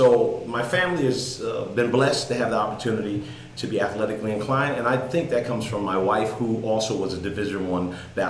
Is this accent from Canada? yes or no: no; Stamford, Connecticut, United States; I come from Stamford, Connecticut, born and raised all my life.